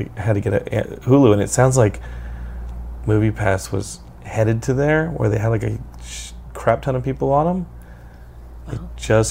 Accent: Texas, United States; I'm from Texas

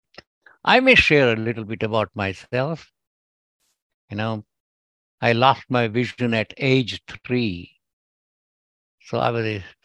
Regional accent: India; first language Gujarati; English is a second language; moved away as an adult; now in United States; my accent might tell, but I'm originally from India, and I have all my education in India.

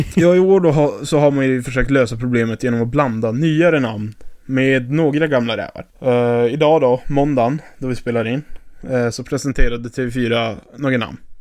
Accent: Piteå, Norrbotten County, Sweden; moved away as an adult; now in Gothenburg, Sweden; Piteå, born and raised

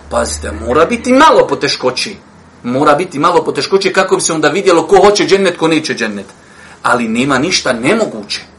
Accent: Bosnia & Herzegovina; kod nas u Bosni

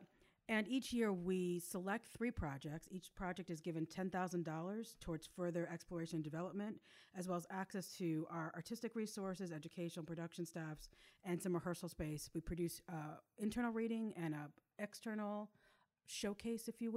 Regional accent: Upstate New York, United States; now in Atlanta, United States; Upstate New York

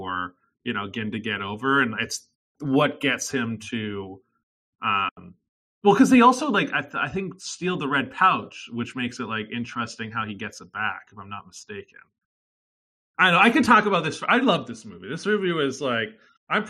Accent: Tsawwassen, British Columbia, Canada; I grew up in Tawasin

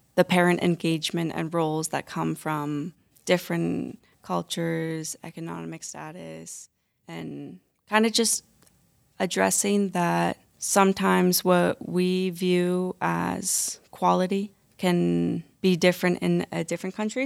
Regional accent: St. Albert, Alberta, Canada; I'm from Saint Albert, and when I work in s, uh, Saint Albert centers, there's not a lot of culture va-, variety

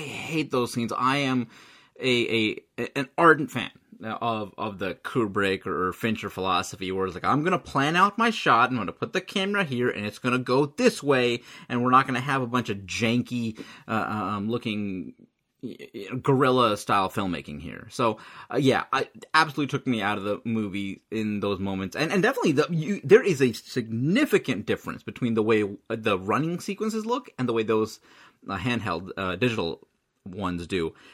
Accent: United States; I'm totally American

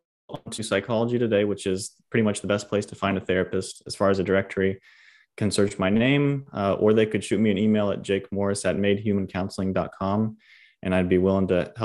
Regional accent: Homestead, Florida, United States; I'm actually from Homestead, Florida, like, by Miami.

